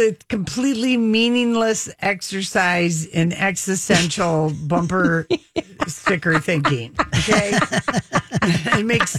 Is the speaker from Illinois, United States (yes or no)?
no; Phoenix, Arizona, United States; I'm just filled with great memories of growing up in Phoenix, you know, like just down the street where I got my first, car accident when I was 16, my first fender bender with my friends.